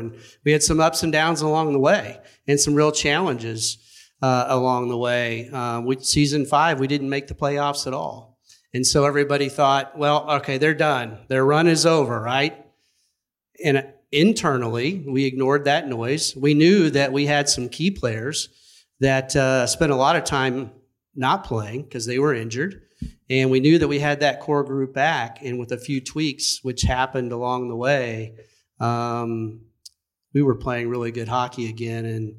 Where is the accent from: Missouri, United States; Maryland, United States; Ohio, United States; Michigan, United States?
Ohio, United States; Cleveland; now in Las Vegas, United States; I'm from Cleveland, Ohio.